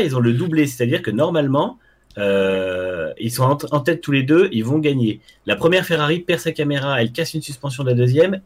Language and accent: French; France; en tant que Français chauvin